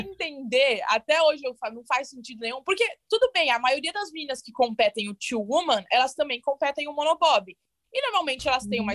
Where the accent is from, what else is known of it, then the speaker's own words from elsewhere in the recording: Santo André, São Paulo, Brazil; moved away as an adult; also born or lived in São Bernardo do Campo / Calgary; now in United States; Nasci em São Bernardo do Campo, mas morei quase a minha vida inteira uhum. em Santo André no ABC Paulista.